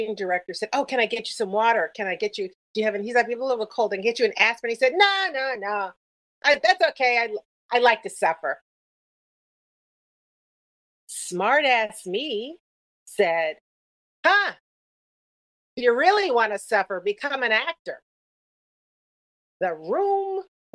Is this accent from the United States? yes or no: yes; New York, United States; moved away as an adult; also born or lived in Los Angeles; I was from New York, mm-hmm. and I guess I was too New York-y for